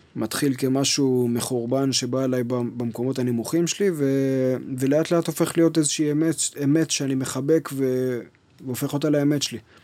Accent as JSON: {"language": "Hebrew", "town": "Kfar Yona", "region": "Central District", "country": "Israel", "tie": "born or raised there", "said": "אני נולדתי בכפר יונה, שזו עיר קטנה בשרון, ליד נתניה"}